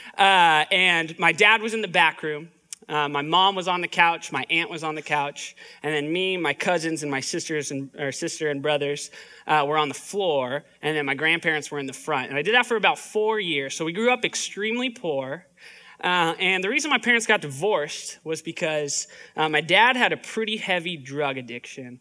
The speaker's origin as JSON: {"language": "English", "town": "Palm Springs", "region": "California", "country": "United States", "tie": "born or raised there", "also_born_or_lived": "Orange County", "moved": "yes", "said": "Grew up in like the Palm Springs area"}